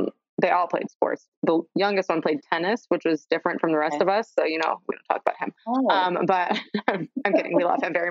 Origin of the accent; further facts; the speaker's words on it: Mundelein, Illinois, United States; now in Chicago, United States; I say I'm from Chicago because if I told you I was from Mundelein, nobody would know where that is, but that's northern suburbs. So from the suburbs, but I live in the city now